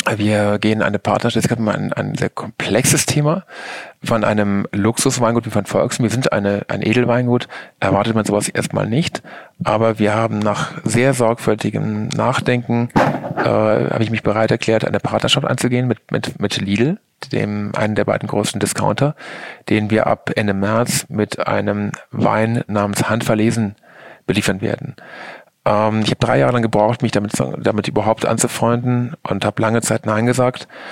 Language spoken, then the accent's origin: German; Germany; Ich komme aus der Eifel